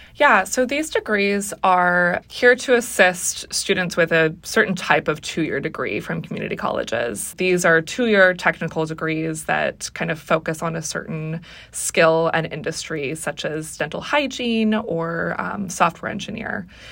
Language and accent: English; Seattle, Washington, United States; I grew up in the Seattle area